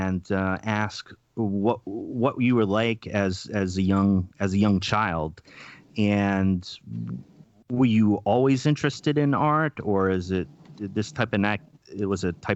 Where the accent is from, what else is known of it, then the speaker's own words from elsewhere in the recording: Rhode Island, United States; also born or lived in Madison, Wisconsin / Milwaukee, Wisconsin; now in Oregon, United States; I'm in Oregon, but I'm from the East Coast. I'm from Rhode Island